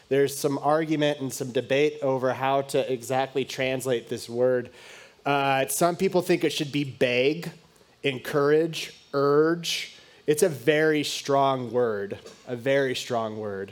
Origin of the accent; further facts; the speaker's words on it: United States; I grew up obviously in the United States